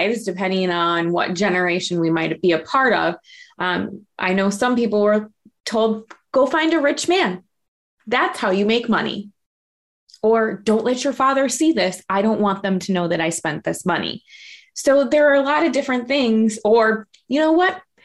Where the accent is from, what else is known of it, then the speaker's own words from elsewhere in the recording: Minneapolis, Minnesota, United States; I grew up in South Minneapolis in a little bit of a rougher neighborhood.